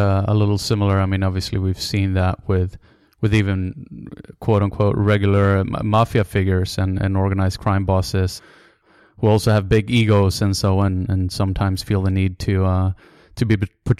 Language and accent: English; Sweden; I'm from Sweden.